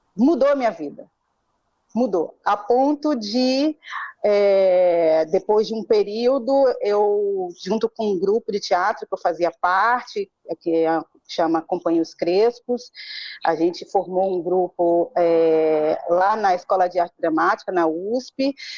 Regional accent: Salvador, Bahia, Brazil; moved away as an adult; now in São Paulo, Brazil; eu sou de Salvador, é, migrei para São Paulo já aos 24, 25 anos

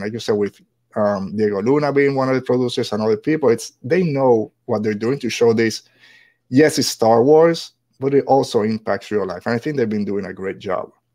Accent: Puerto Rico; moved away; I'm just a regular white guy, but I'm from Puerto Rico, and as sure, as soon as I open my mouth, people start asking

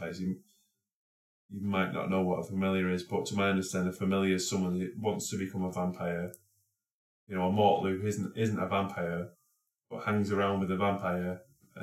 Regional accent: England, United Kingdom; I'm English

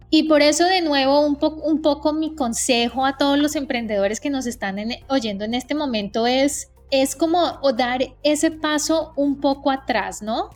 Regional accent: Colombia; moved away as an adult; now in United States; yo soy colombiana, eh, llevo 15 años viviendo en Estados Unidos

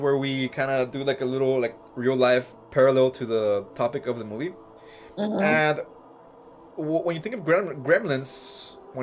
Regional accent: Mexico; now in United States; Growing up in Mexico

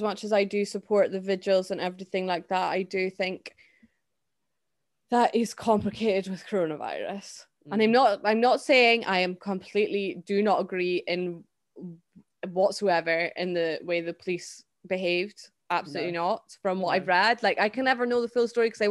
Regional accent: Scotland, United Kingdom; a Scottish person

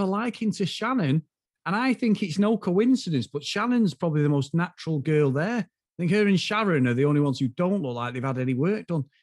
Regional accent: the north of England, United Kingdom; from the north, but we're not Newcastle

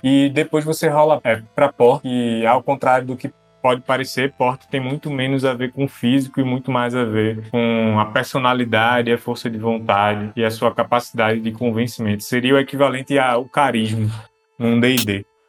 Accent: Recife metropolitan region, Pernambuco, Brazil; Eu sou da região metropolitana do Recife.

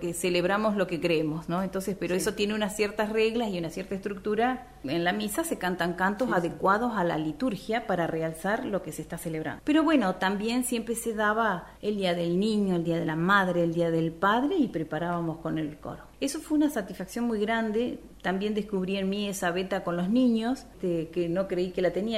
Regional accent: Perito Moreno, Santa Cruz, Argentina; also born or lived in Puerto Deseado / Río Gallegos; yo soy nacida en la provincia de Santa Cruz, en Perito Moreno y mis estudios musicales los inicié en Puerto Deseado

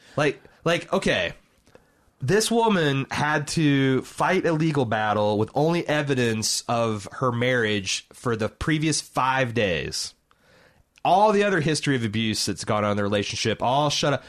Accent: Indianapolis, Indiana, United States; I'm from Indianapolis

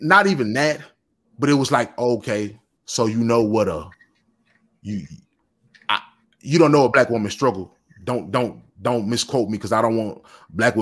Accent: the South, United States; I'm from the South, and I've always been from the South

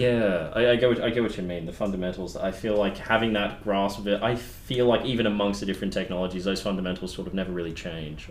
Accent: Boonah, Queensland, Australia; my hometown of Boona

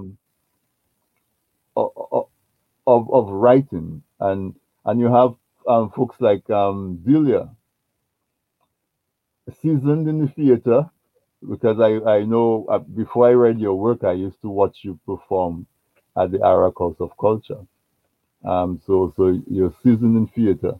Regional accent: Castle Bruce, Saint David Parish, Dominica; I grew up in Castle Bruce, and when I was growing up in Castle Bruce, we did not have electric

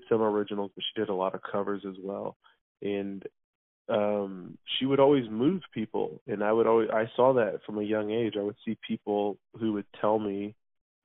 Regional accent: Kansas City, Missouri, United States; born or raised there; also born or lived in Oklahoma / Chicago, Illinois

